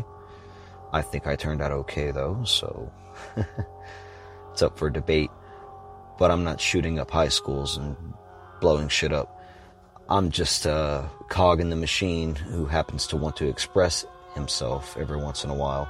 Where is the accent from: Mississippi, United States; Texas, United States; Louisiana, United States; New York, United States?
Louisiana, United States; the horror films I could rent in my hometown at Reed's Pharmacy, Video Plus, or Miss Rita's Family Video. They, for some reason, didn't care about your age. It's a small town in, oddly enough, conservative Louisiana